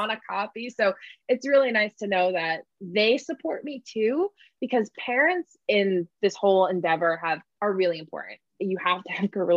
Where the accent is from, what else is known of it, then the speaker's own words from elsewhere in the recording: New England, United States; I'm from New England